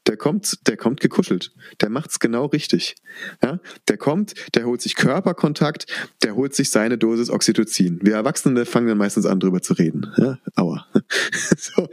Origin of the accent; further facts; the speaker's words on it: Rhineland-Palatinate, Germany; Bei uns in der Pfalz